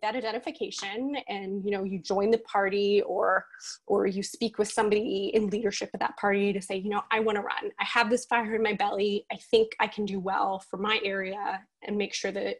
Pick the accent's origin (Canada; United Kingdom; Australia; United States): Canada; Nova Scotia; I'm from Nova Scotia